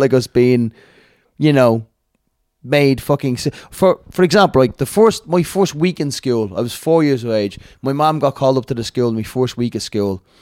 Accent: Dublin, Leinster, Ireland; I'm from Crumlin, but I actually boxed him out in Tallinn all my childhood

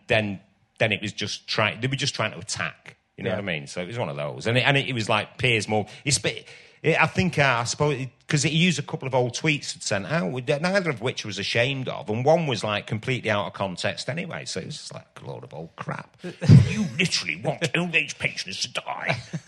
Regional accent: Ireland; And then a lot of it about, you know, about being Irish.

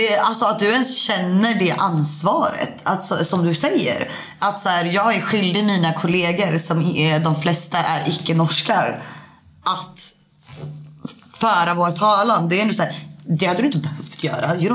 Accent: Sweden; jag som svensk

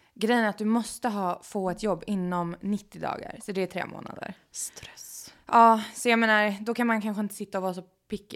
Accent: Sweden; moved away as an adult; now in Los Angeles, United States; kan jag alltid hem till Sverige

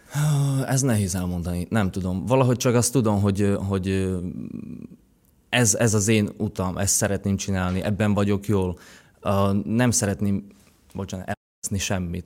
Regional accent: Šaľa, Nitra Region, Slovakia; first language Slovak; Hungarian is a second language; moved away as an adult; now in Hungary; Vágsein, ahol, ahol nőttem fel, ott, ö, beszélnek magyarul is

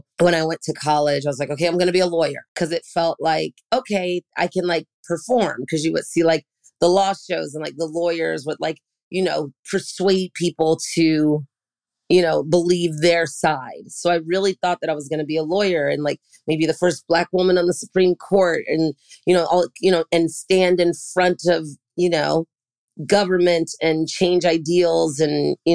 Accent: San Francisco, California, United States; I'm from San Francisco

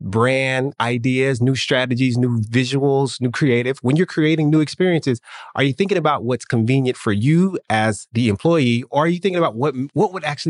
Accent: Nashville, Tennessee, United States; now in Miami, United States; I grew up in Nashville

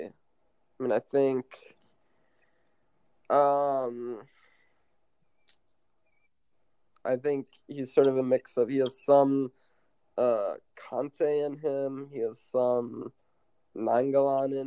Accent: United States; I'm American

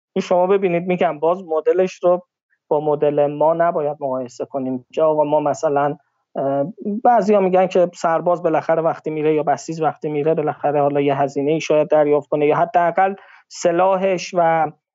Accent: Iran; بنده به عنوان یک ایرانی

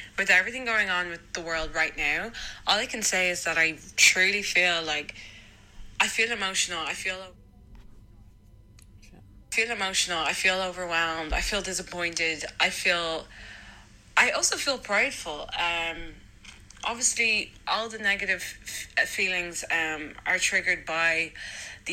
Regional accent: Dublin, Leinster, Ireland; also born or lived in Lucan; I grew up, I'd say the beginning of my childhood, I grew up in Lucan, which wasn't that bad at all. But I did end up moving to Blanchardstown

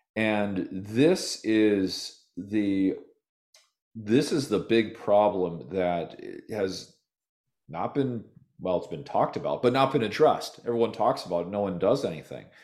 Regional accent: Minnesota, United States; also born or lived in Nevada / California; now in Austin, United States; I'm from Minnesota originally

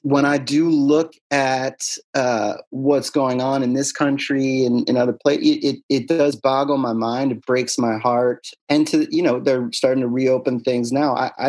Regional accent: Pennsylvania, United States; I'm from Bucks County, baby.

